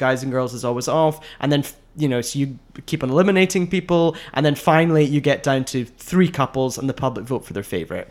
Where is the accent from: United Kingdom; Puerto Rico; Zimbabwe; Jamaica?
United Kingdom; Scotland; moved away as an adult; now in United States; I grew up in Scotland